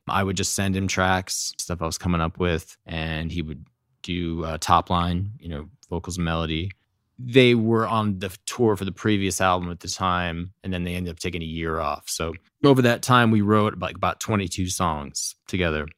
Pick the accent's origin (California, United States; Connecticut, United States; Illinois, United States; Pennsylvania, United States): Connecticut, United States; Fairfield County; moved away as an adult; also born or lived in New York City; I grew up in Connecticut, uh, like, Fairfield County.